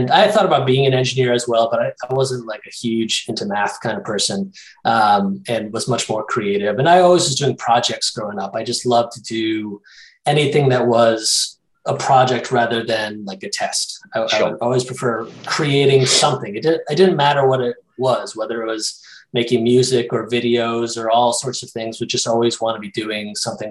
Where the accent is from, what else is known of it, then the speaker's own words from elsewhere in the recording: Guilford, Connecticut, United States; I grew up in a small town called Guilford. It's right on the water in Connecticut